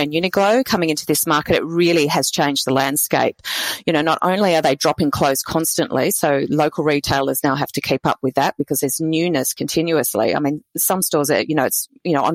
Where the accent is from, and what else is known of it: Australia